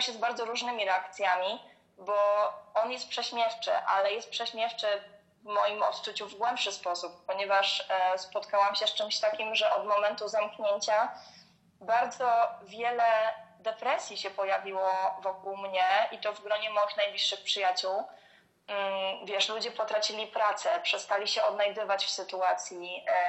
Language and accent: Polish; Poznań, Greater Poland, Poland; moved away as an adult; now in Gniezno, Poland; pochodzę z dużego miasta, e, właśnie pochodzę z Poznania.